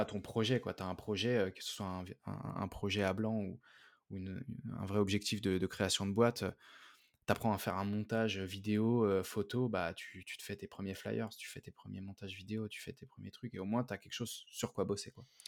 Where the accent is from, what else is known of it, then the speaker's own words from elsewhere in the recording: Paris suburbs, Île-de-France, France; je suis, de banlieue parisienne